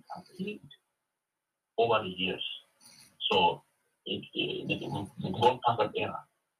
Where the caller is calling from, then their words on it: Minnesota, United States; Hi, Jason. … from Minnesota.